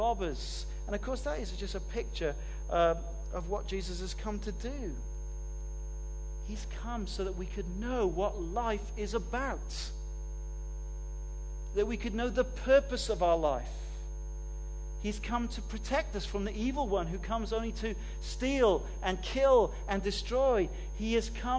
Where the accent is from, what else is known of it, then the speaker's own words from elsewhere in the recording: Wales, United Kingdom; I come from Wales